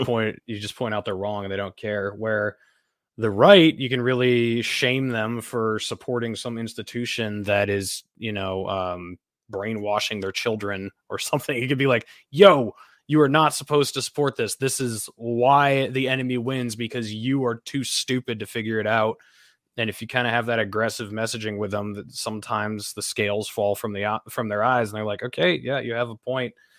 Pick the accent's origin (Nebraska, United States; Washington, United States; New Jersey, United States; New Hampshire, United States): New Hampshire, United States; moved away as an adult; I'm from New Hampshire. Originally, my family lives here